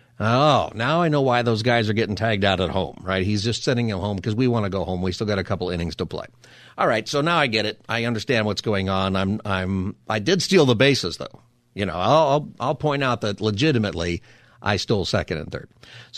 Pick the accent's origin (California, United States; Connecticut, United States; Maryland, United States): California, United States; Palmdale; So I grew up in Palmdale, went to school in Lancaster, and we played people all over Southern California.